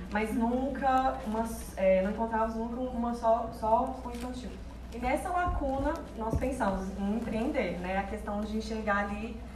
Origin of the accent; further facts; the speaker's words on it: Belo Horizonte, Minas Gerais, Brazil; Somos de Belo Horizonte